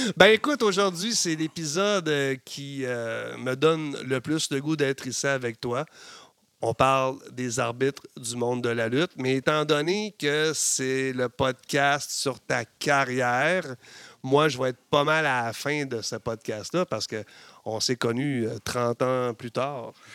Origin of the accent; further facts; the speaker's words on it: Chibougamau, Quebec, Canada; je viens de Chibougamau